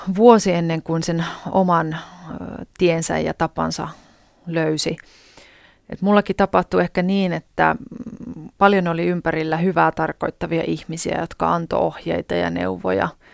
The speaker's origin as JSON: {"language": "Finnish", "town": "Kokkola", "region": "Central Ostrobothnia", "country": "Finland", "tie": "born or raised there", "said": "silloisessa kotikaupungissani ja nykyisessäkin kotikaupungissani Kokkolassa"}